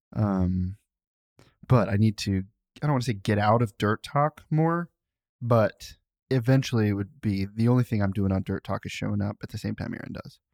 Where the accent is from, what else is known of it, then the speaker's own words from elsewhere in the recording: Cincinnati, Ohio, United States; I say I'm from Cincinnati to people who aren't from Ohio.